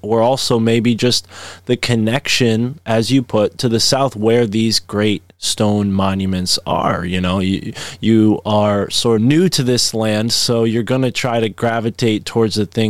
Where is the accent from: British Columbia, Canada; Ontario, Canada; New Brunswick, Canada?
New Brunswick, Canada; you know, as a boy, hearing stories about Canada from my grandparents, you know, growing up in New Brunswick, I was always fascinated by, you know, what their lives were like.